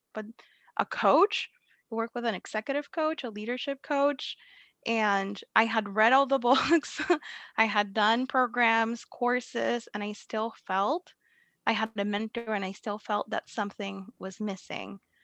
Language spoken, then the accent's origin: English; Puerto Rico; moved away as an adult; now in Massachusetts, United States; I'm from Puerto Rico